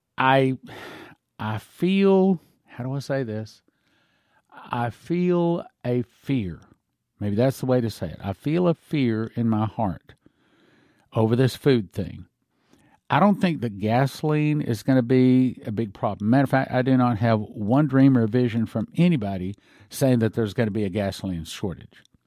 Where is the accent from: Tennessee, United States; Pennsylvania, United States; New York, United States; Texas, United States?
Texas, United States; Odessa; I was raised in Odessa, Texas